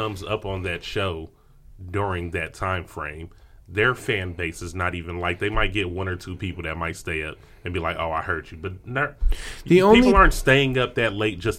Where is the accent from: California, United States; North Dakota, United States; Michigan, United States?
Michigan, United States; Detroit; moved away; Like, I'm not from here. I'm from Detroit.